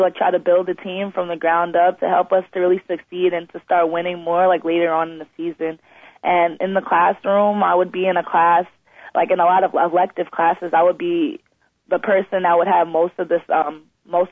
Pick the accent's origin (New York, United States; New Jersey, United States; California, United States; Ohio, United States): New York, United States; Long Island; we're from Long Island, we usually go to New York City